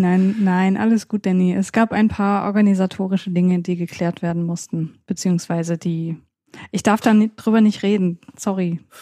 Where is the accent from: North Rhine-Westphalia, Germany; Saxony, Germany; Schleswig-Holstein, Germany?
Saxony, Germany; bei uns in Sachsen